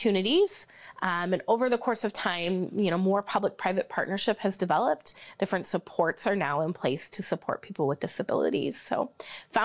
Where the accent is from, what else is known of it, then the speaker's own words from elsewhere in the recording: Marcus, Iowa, United States; moved away as an adult; now in Sioux Falls, United States; I grew up in a small town, Marcus, Iowa, a town of about 1,000